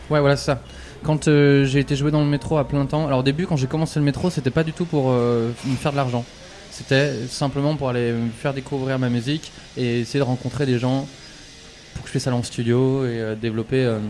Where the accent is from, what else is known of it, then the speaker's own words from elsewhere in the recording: France; je suis français